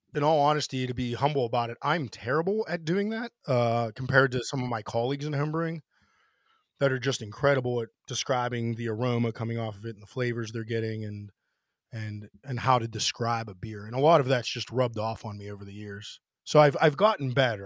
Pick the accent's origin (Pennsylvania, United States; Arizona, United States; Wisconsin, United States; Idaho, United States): Pennsylvania, United States; moved away as an adult; now in Washington, D.C., United States; before I moved away from Pennsylvania for a little bit